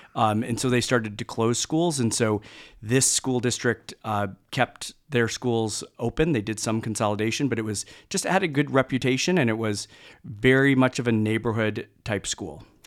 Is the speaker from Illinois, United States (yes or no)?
yes; Mount Prospect, Illinois, United States; originally from, uh, Mount Prospect, Illinois, so it's a northwest suburb of the Chicago area